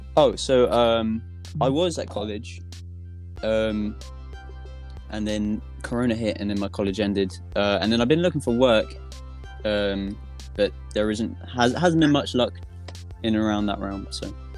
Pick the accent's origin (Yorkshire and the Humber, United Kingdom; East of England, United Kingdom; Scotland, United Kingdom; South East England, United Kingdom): South East England, United Kingdom; Southampton; I'm from Southampton